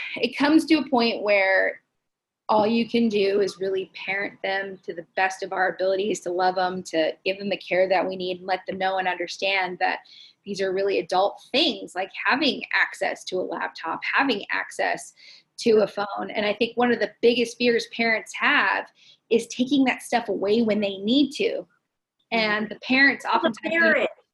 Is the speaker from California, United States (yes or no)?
yes; Los Angeles, California, United States; now in San Diego, United States; They're from Los Angeles, so that's my hometown